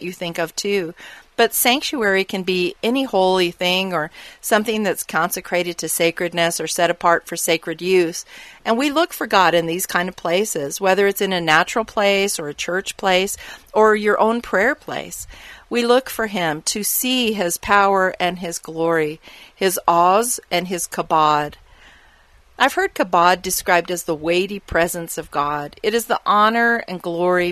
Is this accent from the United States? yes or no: yes; Arizona, United States; I grew up living in the Arizona desert